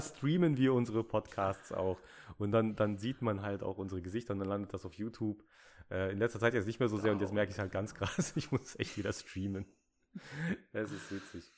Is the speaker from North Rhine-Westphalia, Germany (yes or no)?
yes; Ruhr area, North Rhine-Westphalia, Germany; ich bin aus dem Ruhrpott, da sind die Leute nett